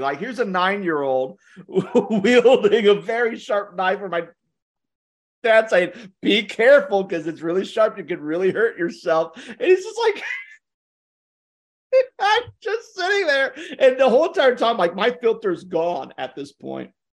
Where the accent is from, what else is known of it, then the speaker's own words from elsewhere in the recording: Ohio, United States; moved away; also born or lived in the South (US); I'm from Ohio